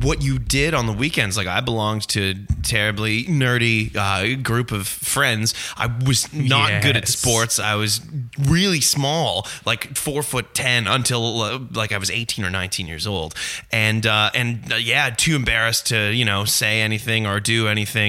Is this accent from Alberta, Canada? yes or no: no; Aurora, Ontario, Canada; growing up in Aurora, we didn't have a movie theater